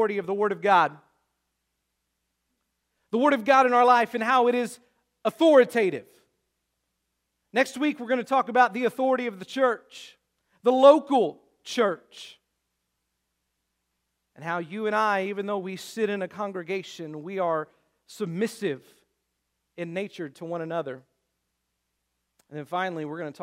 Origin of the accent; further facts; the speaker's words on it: Luther, United States; it's literally probably 100 yards from his front door to mine, just across the street, right there in Luther